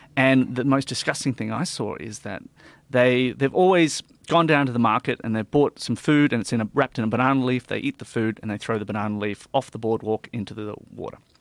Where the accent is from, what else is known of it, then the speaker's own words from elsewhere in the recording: Australia; we as Australian people